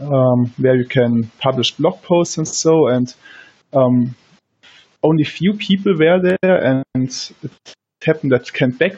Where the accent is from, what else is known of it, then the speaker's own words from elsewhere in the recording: Germany; I'm from Germany